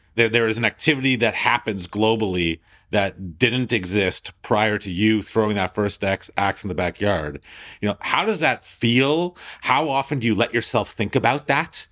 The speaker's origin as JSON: {"language": "English", "town": "Thornhill", "region": "Ontario", "country": "Canada", "said": "I'm this Jew from Thornhill"}